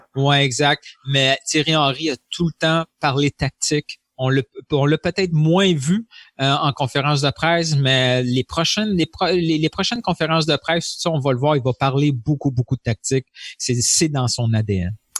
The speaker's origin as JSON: {"language": "French", "town": "Montreal", "region": "Quebec", "country": "Canada", "said": "en tant que Montréalais, en tant que Québécois"}